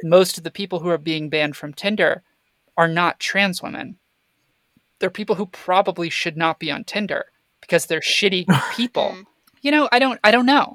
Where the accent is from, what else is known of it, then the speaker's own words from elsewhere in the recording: Florida, United States; I grew up in Florida.